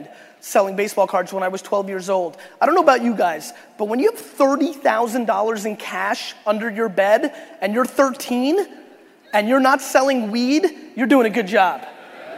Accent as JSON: {"language": "English", "town": "New York City", "region": "New York", "country": "United States", "tie": "born or raised there", "also_born_or_lived": "Belarus", "said": "I was born in Belarus in the former Soviet Union. My family immigrated to the United States in 1978 when I was 3 years old. We lived a very, very, very ghetto immigrant lifestyle. I lived in a studio apartment in Queens, New York"}